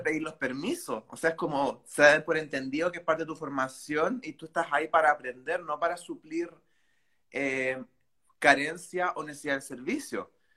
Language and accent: Spanish; Chile; moved away as an adult; now in Valencia, Spain; yo soy de Chile